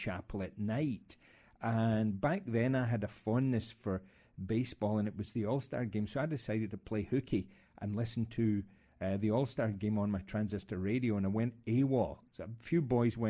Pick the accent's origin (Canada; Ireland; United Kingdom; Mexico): United Kingdom; west of Scotland; moved away as an adult; also born or lived in upstate New York, United States / Minnesota, United States; now in Mississippi, United States; I grew up in the west of Scotland in what had been a shipbuilding community